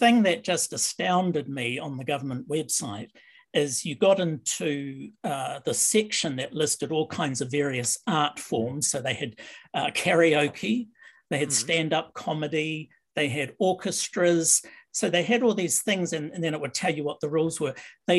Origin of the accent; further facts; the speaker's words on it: New Zealand; now in Canada; I came from New Zealand to live in Canada. And so a lot of my roots in theatre were more British because of the British influence in New Zealand theatre